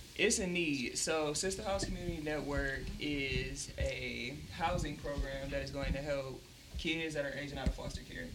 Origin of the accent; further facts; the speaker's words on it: Pontiac, Michigan, United States; I'm from the South Side